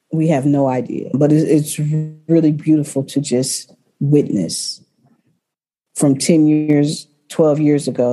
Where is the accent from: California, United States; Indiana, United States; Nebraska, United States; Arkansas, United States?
California, United States; Berkeley; I grew up in Berkeley, born and raised.